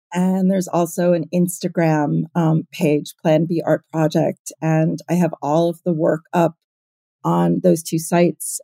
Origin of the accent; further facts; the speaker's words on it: New York City, New York, United States; I grew up in New York City.